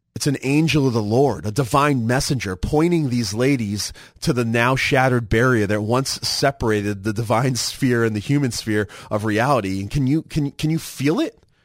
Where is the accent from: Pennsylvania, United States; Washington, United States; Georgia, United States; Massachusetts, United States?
Massachusetts, United States; moved away; growing up in Massachusetts, we had the blue laws.